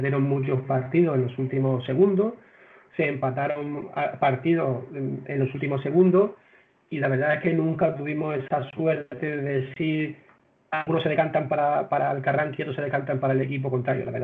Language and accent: Spanish; Las Palmas, Canary Islands, Spain; now in Málaga, Spain; yo vengo de Las Palmas, allí ya entrenaba hace bastante tiempo a, un equipo senior y desde hace ya aquí 20 años, desde que estoy viviendo en, Málaga